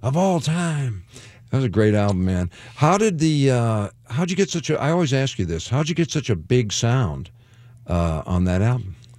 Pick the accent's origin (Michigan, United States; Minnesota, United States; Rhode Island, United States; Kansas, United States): Michigan, United States; Detroit; I'm from Detroit